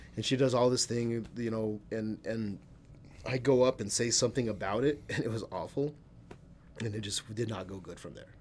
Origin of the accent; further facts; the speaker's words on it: El Paso, Texas, United States; accent: El Paso slang; moved away; I grew up in El Paso